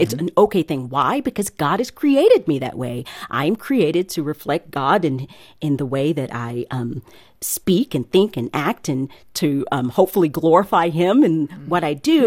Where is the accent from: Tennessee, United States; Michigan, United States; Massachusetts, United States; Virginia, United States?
Tennessee, United States; East; now in Nashville, United States; I was from East Tennessee